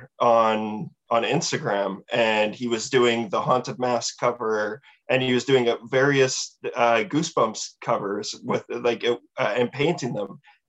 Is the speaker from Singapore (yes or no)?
no; Canada; so we are from Canada.